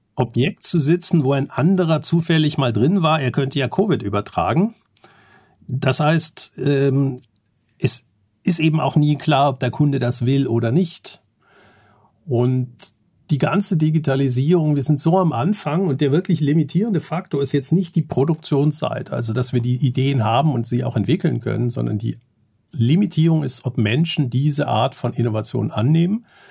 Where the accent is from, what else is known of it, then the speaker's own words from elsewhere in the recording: Germany; ich bin Bankkaufmann, ich bin in Deutschland aufgewachsen